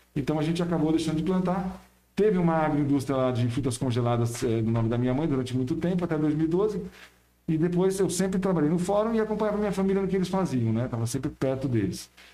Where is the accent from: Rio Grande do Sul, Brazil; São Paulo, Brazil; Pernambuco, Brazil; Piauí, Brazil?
São Paulo, Brazil; now in São Roque, Brazil; Eu nasci em São Paulo